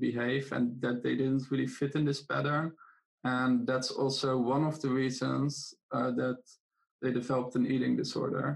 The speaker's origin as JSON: {"language": "English", "country": "Netherlands", "second_language": "English", "moved": "yes", "lives_now": "Greece", "said": "I am in Greece right now, but I'm originally from the Netherlands"}